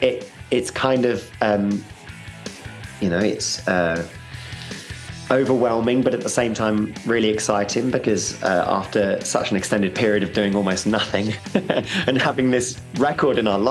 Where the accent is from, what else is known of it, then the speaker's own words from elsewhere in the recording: London, United Kingdom; accent: North London; my North London accent